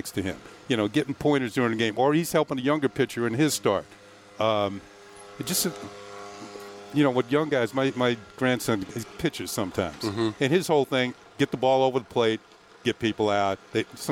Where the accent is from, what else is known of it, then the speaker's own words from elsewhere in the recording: New York area, United States; I grew up in the New York area